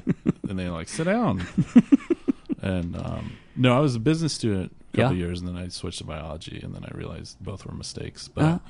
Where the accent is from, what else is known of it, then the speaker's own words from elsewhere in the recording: Greer, South Carolina, United States; also born or lived in Columbia, South Carolina; I've lived there all my life. I was born in Greer, which is near Greenville, but we just say Greenville because Greer is kind of embarrassing.